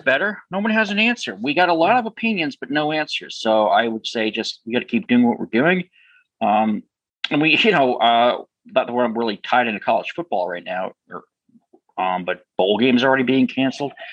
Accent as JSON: {"language": "English", "region": "New Hampshire", "country": "United States", "tie": "born or raised there", "said": "my home state of New Hampshire"}